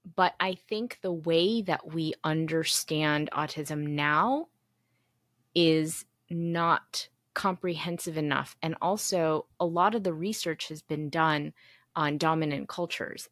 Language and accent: English; United States; moved away as an adult; now in South Korea; I was born and raised in the United States